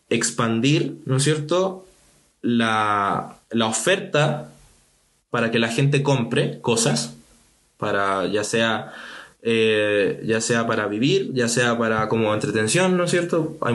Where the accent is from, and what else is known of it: Chile